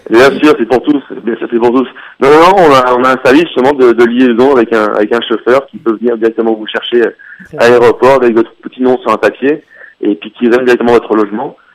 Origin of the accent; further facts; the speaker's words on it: Toulon, Provence-Alpes-Côte d'Azur, France; moved away as an adult; now in Canada; J'ai grandi à Toulon